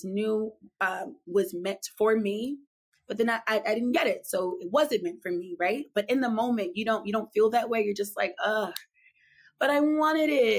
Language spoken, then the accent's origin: English; Philadelphia, Pennsylvania, United States; now in New York, United States; I was born and raised in Philadelphia. I grew up on the bus and like trains, just city life